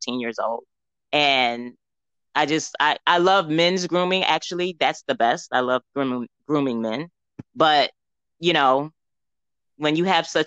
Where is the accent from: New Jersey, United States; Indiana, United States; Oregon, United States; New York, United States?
New York, United States; moved away as an adult; now in Atlanta, United States; I am a New Yorker to the fullest